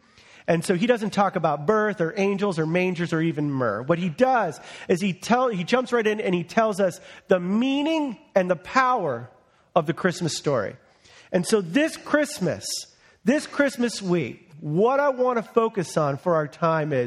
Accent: United States; I was born in America under the flourishing economy of President Ronald Reagan

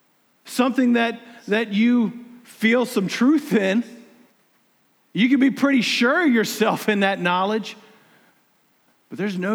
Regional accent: South Carolina, United States; I'm from South Carolina. Look, don't get me wrong. I love South Carolina, man.

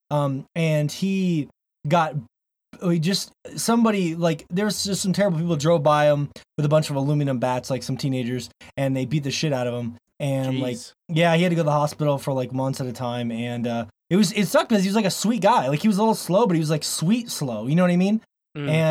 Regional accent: Florida, United States; now in Montana, United States; I grew up in Florida

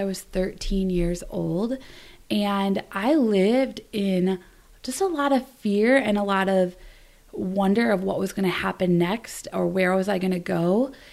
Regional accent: Wisconsin, United States; also born or lived in Sarita Vihar, India; I grew up in Wisconsin

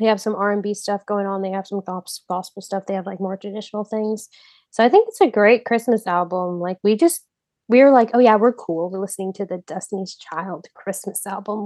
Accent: Houston, Texas, United States; I'm from Houston

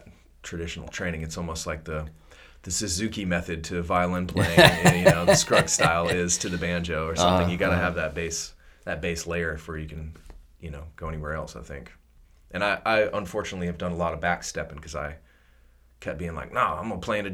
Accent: Savannah, Georgia, United States; moved away as an adult; also born or lived in Asheville, North Carolina / California; now in Portland, United States; I was born and raised in Savannah, Georgia

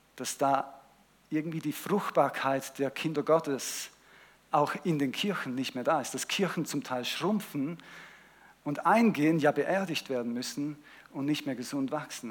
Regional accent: Switzerland; ich bin ja in der Schweiz aufgewachsen mehrheitlich

